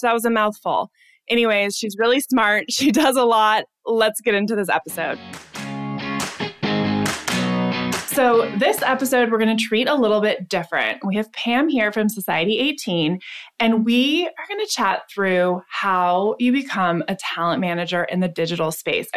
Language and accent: English; San Diego, California, United States; I'm from San Diego